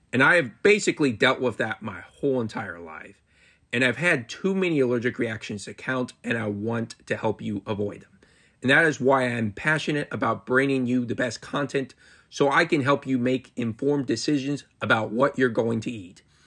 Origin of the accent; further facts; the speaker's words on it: Marysville, Ohio, United States; my hometown of Marysville, Ohio